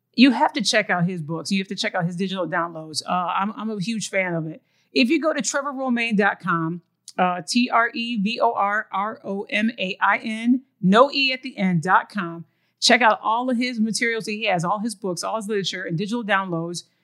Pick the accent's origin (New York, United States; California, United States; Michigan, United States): Michigan, United States; now in Texas, United States; I'm originally from Michigan